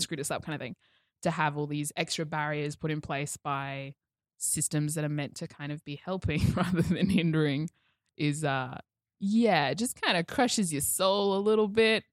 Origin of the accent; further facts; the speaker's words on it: Toowoomba, Queensland, Australia; I came from further out west, the Glennie School